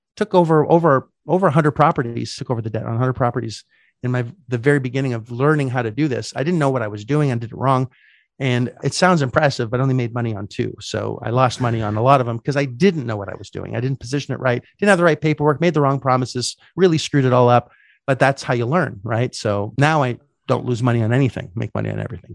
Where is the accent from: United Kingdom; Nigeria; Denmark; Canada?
Canada; moved away; as a Canadian, I couldn't get any debt 'cause I didn't have any credit